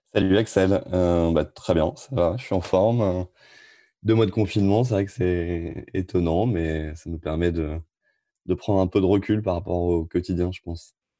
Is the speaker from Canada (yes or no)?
no; Amiens, Hauts-de-France, France; now in Rouen, France; je suis originaire d'Amiens